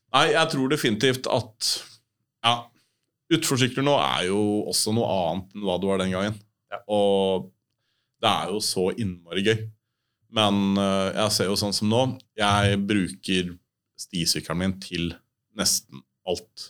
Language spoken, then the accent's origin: Norwegian; Oslo, Norway; jeg vokste opp på Hovseter